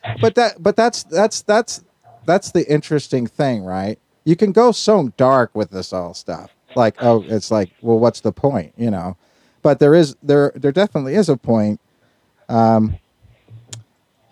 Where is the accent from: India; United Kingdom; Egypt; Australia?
United Kingdom; Northern Ireland; I grew up in Northern Ireland in the 1970s